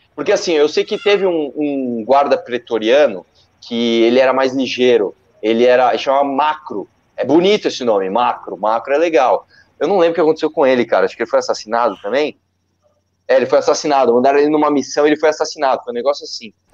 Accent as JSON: {"language": "Portuguese", "region": "São Paulo", "country": "Brazil", "said": "eu sou de São Paulo, mas eu tenho empresa em Guarulhos"}